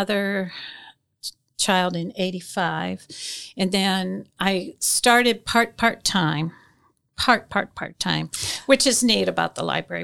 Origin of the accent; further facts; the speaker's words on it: South Bend, Indiana, United States; moved away as an adult; also born or lived in Harvey, Illinois; now in Grant County, United States; I'm from South Bend originally